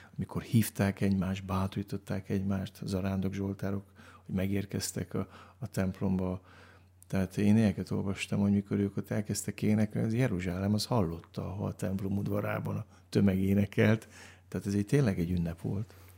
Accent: Baia Mare, Transylvania, Romania; egy olyan gyülekezben nőttem fel, ahol annak idején Romániában, Erdélyben

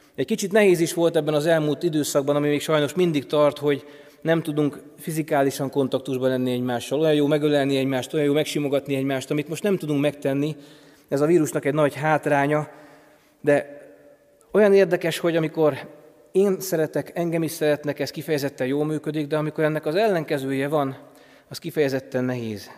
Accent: foot of Tokaj Hill, Borsod-Abaúj-Zemplén, Hungary; Én helyben nőttem fel, Tokaj hegy alján

